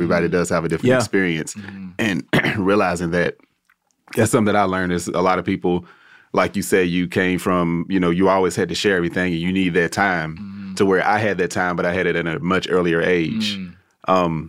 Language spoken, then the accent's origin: English; Kentucky, United States; because I'm from Kentucky, small town. Well, it's not that small, but smaller compared to LA or whatever.